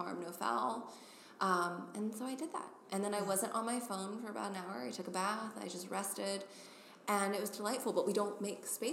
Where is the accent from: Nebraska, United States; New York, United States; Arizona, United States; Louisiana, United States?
Louisiana, United States; New Orleans; moved away as an adult; so I'm from New Orleans, right? The area